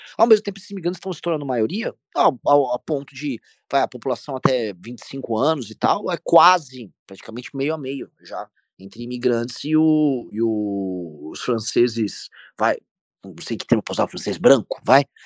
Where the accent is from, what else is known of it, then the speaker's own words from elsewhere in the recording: Brazil; eu sou brasileiro, não sou europeu